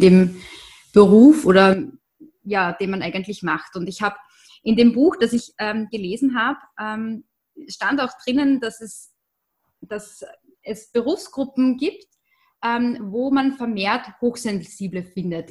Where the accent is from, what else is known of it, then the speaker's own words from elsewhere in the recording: Austria; bei uns in Österreich ist das auch nicht anders.